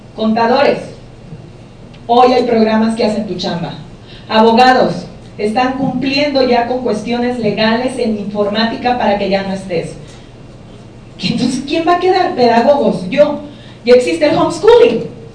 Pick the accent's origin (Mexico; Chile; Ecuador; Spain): Mexico; En mi país, cuando yo estudié, el semestre costaba 60 mil pesos mexicanos